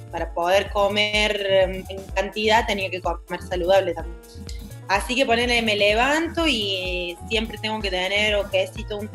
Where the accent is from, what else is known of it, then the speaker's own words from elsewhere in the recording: Argentina; Todas hicieron lo mismo, pero ustedes como Argentina, nosotros tenemos esto, de esto que estás hablando vos, ¿no?